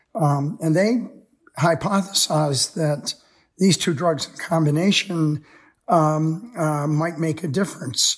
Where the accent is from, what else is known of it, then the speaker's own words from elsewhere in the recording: United States; most of us growing up in America